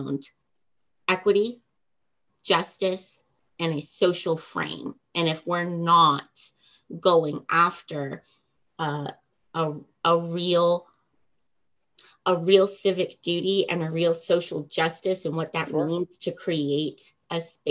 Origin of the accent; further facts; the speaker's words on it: West Virginia, United States; my home state